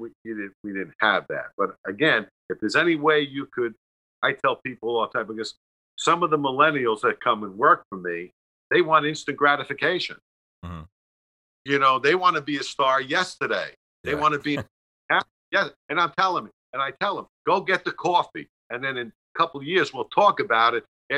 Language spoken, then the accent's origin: English; New York City, New York, United States; We're both from Staten Island